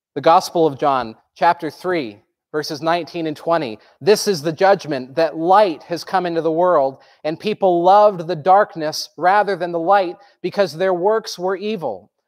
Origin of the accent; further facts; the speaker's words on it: Groton, Vermont, United States; I grew up in Groton, Vermont, which is in the southern tip